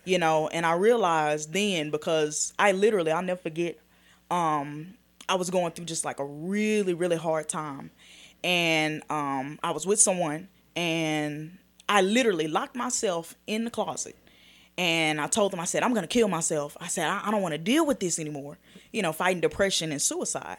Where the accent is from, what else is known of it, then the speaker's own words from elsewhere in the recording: Dallas, Texas, United States; I'm born and raised in Dallas